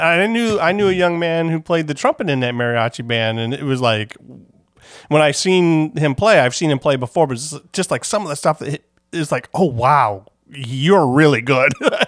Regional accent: United States; I'm too American to pronounce

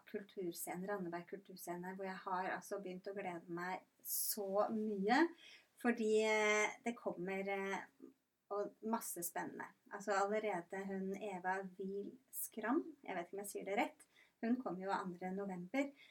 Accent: Rygge, Østfold, Norway; now in Randaberg, Norway; Jeg er fra Rygge i Østfold

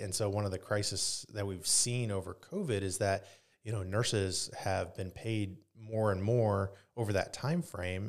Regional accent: Grabill, Indiana, United States; also born or lived in Pennsylvania / Michigan; I grew up in Northeast Indiana, in Grable, Indiana, and, uh, went to Leo

